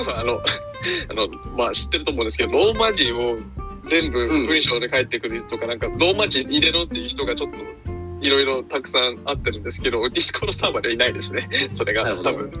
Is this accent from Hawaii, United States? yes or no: yes; Hawaii, United States; アメリカで育った日本人って言ってます